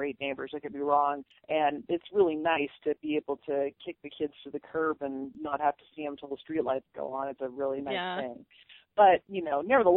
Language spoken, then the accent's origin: English; Boise, Idaho, United States; also born or lived in Salem, Oregon; I am from Boise, and I graduated from Bora High School, a public high school over here